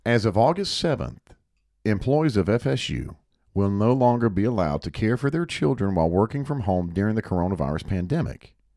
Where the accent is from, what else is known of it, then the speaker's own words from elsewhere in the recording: Hickory, North Carolina, United States; on the other side of our home, growing up in Hickory